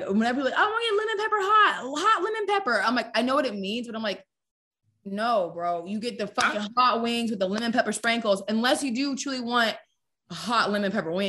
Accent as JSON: {"language": "English", "area": "Gwinnett County", "region": "Georgia", "country": "United States", "tie": "born or raised there", "also_born_or_lived": "East Cobb, Georgia / Edgewood, Atlanta", "said": "I was born in Gwinnett County, that's where I'm from originally. And then I grew up until I was up there until 13 to about seventh grade. My parents got divorced. And then I moved down to East Cobb."}